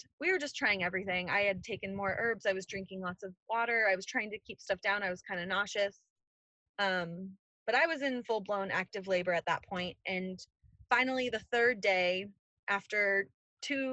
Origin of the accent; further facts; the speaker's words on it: California, United States; now in North Carolina, United States; I'm originally from California